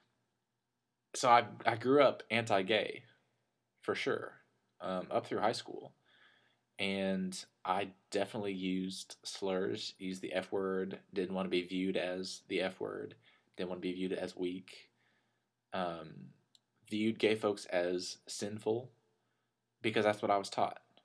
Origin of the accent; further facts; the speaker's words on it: Lubbock, Texas, United States; my high school in my hometown